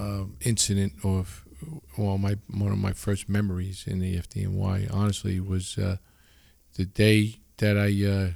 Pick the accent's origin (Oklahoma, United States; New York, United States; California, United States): New York, United States; Long Island; I was, you know, I grew up in Long Island, right?